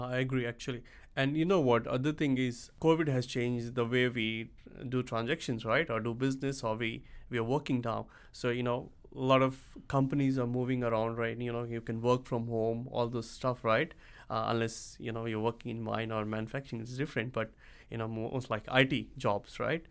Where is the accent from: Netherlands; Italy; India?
India; moved away as an adult; now in Sydney, Australia; I come from India. I came to Australia back in two thousand seven on a work visa as a I T engineer